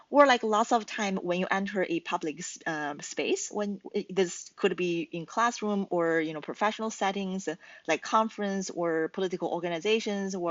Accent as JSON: {"language": "English", "country": "China", "also_born_or_lived": "United States (Midwest)", "first_language": "Chinese", "second_language": "English", "moved": "as an adult", "lives_now": "Toronto, Canada", "said": "I'm originally from China, and I got my degree in the States, and I moved to Toronto, Canada"}